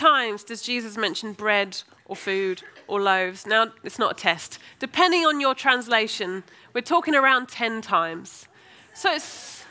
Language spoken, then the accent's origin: English; United States; now in Birmingham, United Kingdom; Didn't take me long to learn to lose my Americanness and learn how to interact like the English.